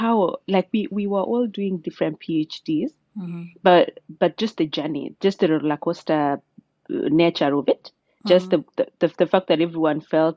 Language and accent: English; Amalo village, Keringet, Nakuru County, Kenya; moved away as an adult; also born or lived in Oxford, United Kingdom / Massachusetts, United States; now in Cambridge, United States; Born and raised in Nakuru County, Keringet sub-county, in a village called Amalo